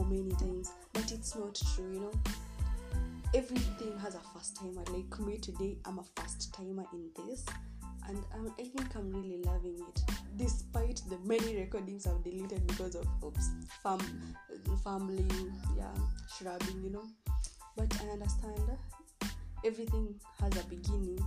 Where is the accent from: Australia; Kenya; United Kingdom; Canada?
Kenya; I'll be speaking a bit of Kiswahili and English because I'm a Kenyan